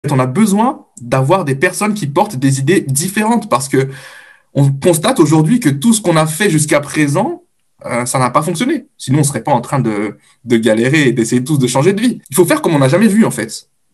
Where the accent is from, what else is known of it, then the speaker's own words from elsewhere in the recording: France; je suis né en France, j'ai grandi en France